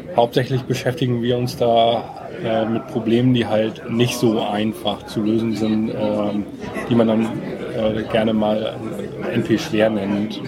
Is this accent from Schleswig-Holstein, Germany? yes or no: yes; Bad Segeberg, Schleswig-Holstein, Germany; moved away as an adult; now in Kiel, Germany; ursprünglich bin ich mal Segeberger gewesen